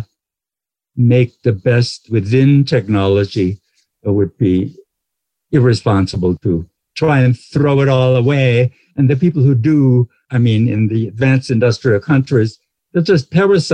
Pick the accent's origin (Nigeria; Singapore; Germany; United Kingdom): Germany; Black Forest, Baden-Württemberg; I grew up in the Black Forest